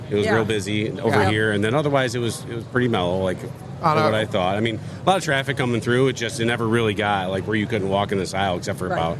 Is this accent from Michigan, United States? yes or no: yes; Michigan, United States; we're from Michigan